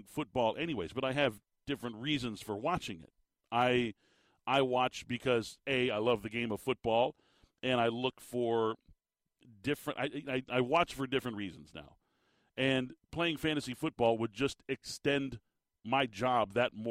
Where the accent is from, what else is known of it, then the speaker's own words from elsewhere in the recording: Phoenix, Arizona, United States; also born or lived in Tucson, Arizona; I'm an Arizona native, right? I was born in Tucson, grew up here in the valley, went to high school here